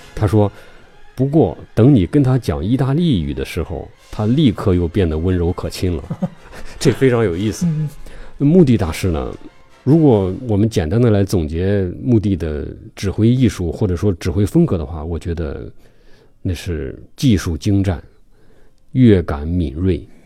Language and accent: Chinese; China; 我们中国人说同行是冤家